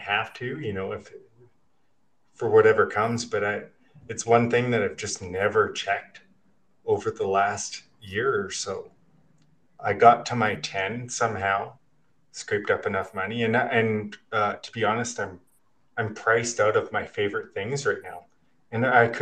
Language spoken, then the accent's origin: English; Regina, Saskatchewan, Canada; moved away as an adult; now in Kelowna, Canada; I grew up in Regina, Saskatchewan